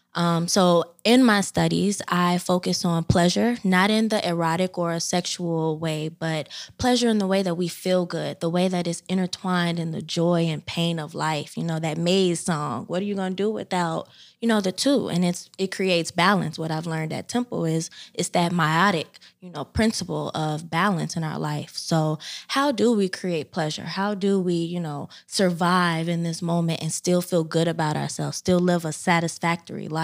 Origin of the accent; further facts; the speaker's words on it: Chicago, Illinois, United States; moved away as an adult; now in Philadelphia, United States; I hail from South Side of Chicago